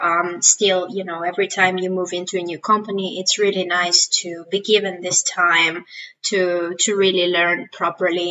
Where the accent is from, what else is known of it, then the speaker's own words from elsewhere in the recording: Greece; moved away as an adult; also born or lived in Switzerland; I am originally from Greece